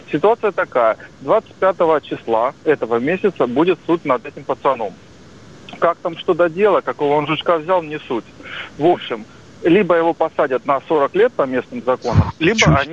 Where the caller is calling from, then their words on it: Rostov-on-Don, Rostov Oblast, Russia; я из Ростова-на-Дону, риэлтор.